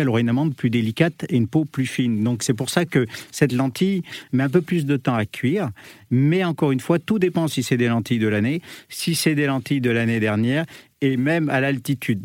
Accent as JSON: {"language": "French", "town": "Le Puy-en-Velay", "region": "Auvergne-Rhône-Alpes", "country": "France", "moved": "as an adult", "lives_now": "Paris, France"}